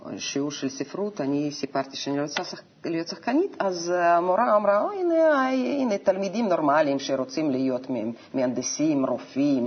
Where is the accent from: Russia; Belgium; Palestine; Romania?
Russia; Novosibirsk, Novosibirsk Oblast; Hebrew is a second language; moved away as an adult; also born or lived in Moscow, Russia; now in Israel; אני נולדתי בנובוסיבירסק